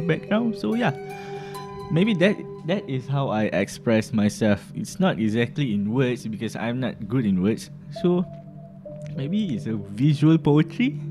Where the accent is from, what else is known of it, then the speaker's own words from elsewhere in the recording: Muar, Johor, Malaysia; I was born in Muar and raised in Muar